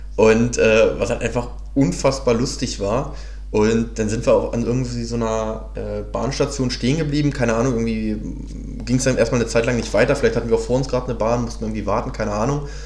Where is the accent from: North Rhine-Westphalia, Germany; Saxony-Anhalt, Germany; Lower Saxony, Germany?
Lower Saxony, Germany; Hanover; moved away as an adult; ich war am Wochenende in der, äh, in der Heimat, also ich komme ursprünglich aus Hannover